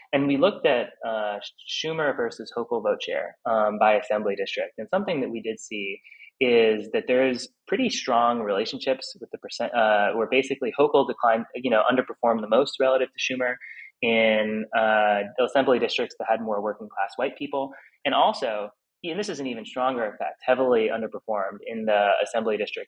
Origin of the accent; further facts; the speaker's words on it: New York, United States; my home state